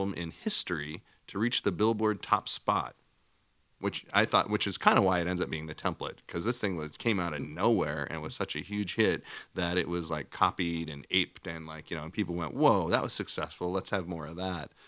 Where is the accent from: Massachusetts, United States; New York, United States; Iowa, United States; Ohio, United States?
Iowa, United States; We're two guys from Iowa